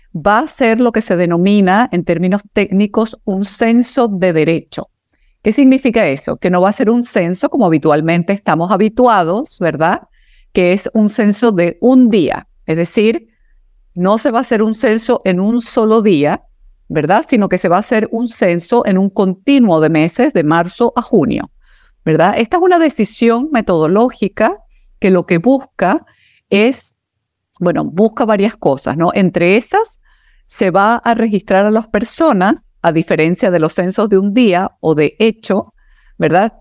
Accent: Chile; cada uno de nosotros como persona, como chilenos y chilenas

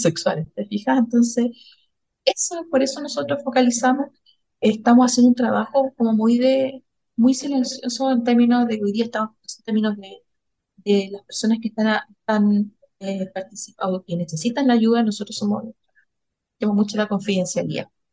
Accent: Valparaíso, Chile; vengo de la región de Valparaíso

